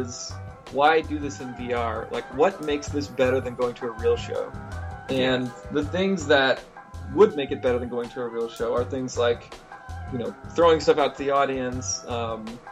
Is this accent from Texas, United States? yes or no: yes; Austin, Texas, United States; I grew up here in Austin playing drums in bands since I was 11